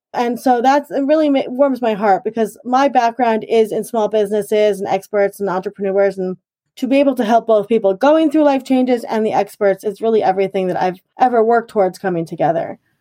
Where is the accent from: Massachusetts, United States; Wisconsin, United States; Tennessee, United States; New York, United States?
New York, United States; Huntington; also born or lived in Garden City, New York; I was born in Garden City, actually, and then I have lived in Huntington for most of my, all of my life.